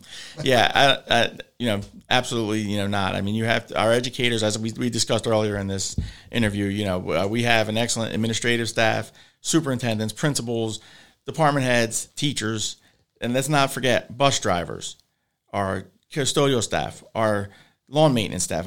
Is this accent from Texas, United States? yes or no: no; Hammonton, New Jersey, United States; we're from Hamilton, you know, uh, it's a very hunting community